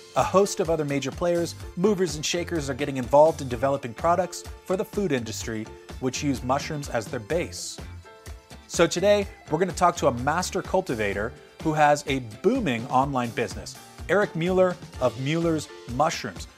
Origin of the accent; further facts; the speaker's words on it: California, United States; Growing up in California